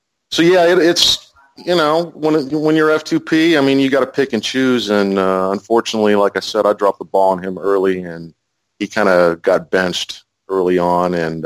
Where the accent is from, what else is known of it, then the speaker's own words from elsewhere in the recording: California, United States; also born or lived in Ohio / Oklahoma; now in Texas, United States; I haven't lived here very long, maybe a couple years. I'm originally from California and Ohio and Oklahoma and all over the place.